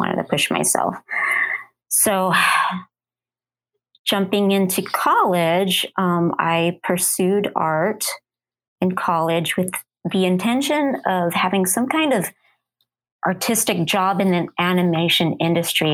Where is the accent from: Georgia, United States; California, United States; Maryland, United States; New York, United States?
California, United States; Southern; also born or lived in Arizona; now in Phoenix, United States; I was born and raised in Southern California, you know, currently living in Arizona.